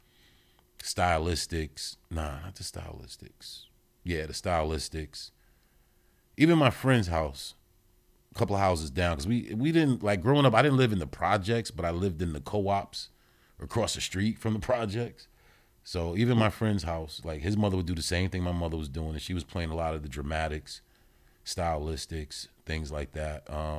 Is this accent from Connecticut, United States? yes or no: yes; New Haven, Connecticut, United States; also born or lived in Yonkers; New Haven. I played Little League Baseball at Walter Pop Smith in New Haven. But it was also split too, even though predominantly New Haven. But I spent a lot of time in Yonkers